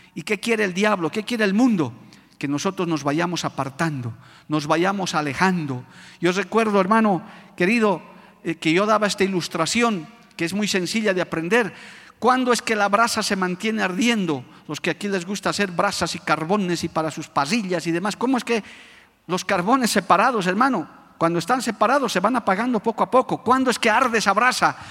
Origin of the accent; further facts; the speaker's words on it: Bolivia; por nuestro país, por nuestra amada Bolivia